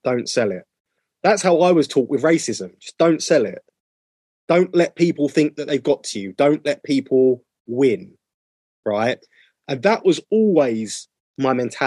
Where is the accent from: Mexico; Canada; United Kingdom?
United Kingdom; a person of color growing up in the United Kingdom